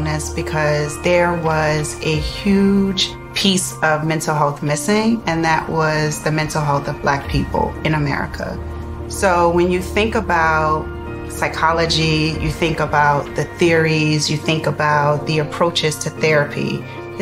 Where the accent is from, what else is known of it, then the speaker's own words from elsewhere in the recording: Richmond, Virginia, United States; I grew up in Richmond, Virginia with my mom